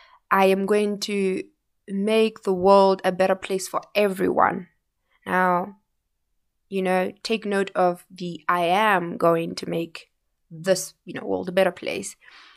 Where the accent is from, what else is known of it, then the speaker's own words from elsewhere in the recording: Windhoek, Khomas, Namibia; You know, I grew up in Vanaheda, you know, here in Windhoek